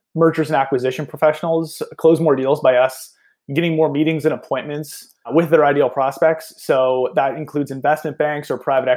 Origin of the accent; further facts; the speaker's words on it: Nova Scotia, Canada; I'm personally Canadian. I'm from Eastern Canada here in Nova Scotia